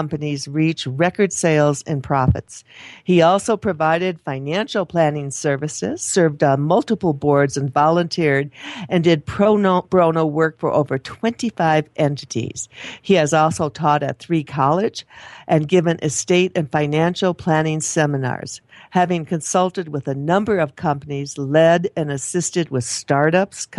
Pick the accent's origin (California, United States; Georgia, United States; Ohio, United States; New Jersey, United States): Ohio, United States; Toledo area; I'm from that part of the country too